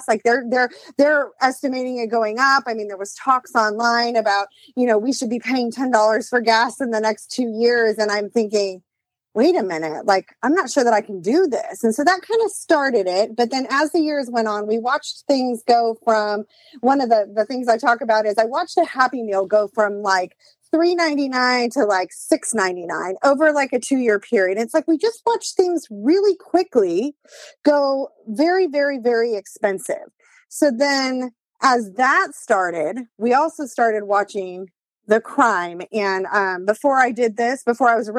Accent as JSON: {"language": "English", "region": "California", "country": "United States", "tie": "born or raised there", "moved": "as an adult", "lives_now": "East Tennessee, United States", "said": "I'm born and raised in California"}